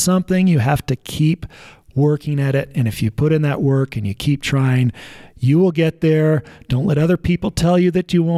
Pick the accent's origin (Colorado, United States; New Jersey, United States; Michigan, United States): Colorado, United States; Evergreen; I grew up in Evergreen and ski raced at Winter Park